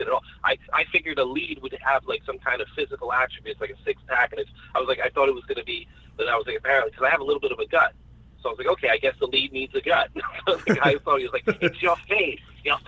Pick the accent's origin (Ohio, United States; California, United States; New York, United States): New York, United States; New York City; But I'm from Astoria, Queens. And Astoria, Queens is a great place to grow up